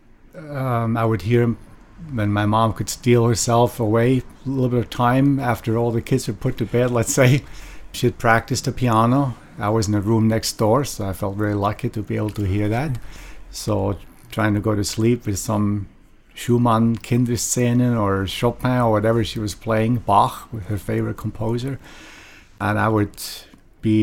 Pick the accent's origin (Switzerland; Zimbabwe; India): Switzerland; Lengnau, Bern; now in San Francisco, United States; Born in Bern, the capital city of Switzerland, but grew up in a small town, a watchmaking town about maybe 20 miles north of Bern, a town of about 4,500 people. The town's name is called Lengnau